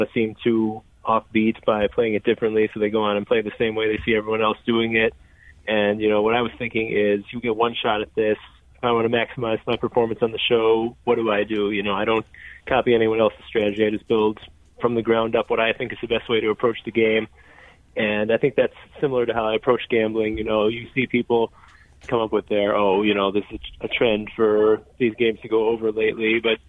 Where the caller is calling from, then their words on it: Las Vegas, Nevada, United States; Las Vegas.